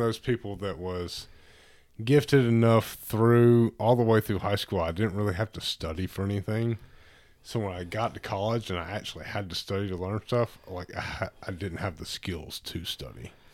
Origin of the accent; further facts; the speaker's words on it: Tuscaloosa, Alabama, United States; I grew up in Tuscaloosa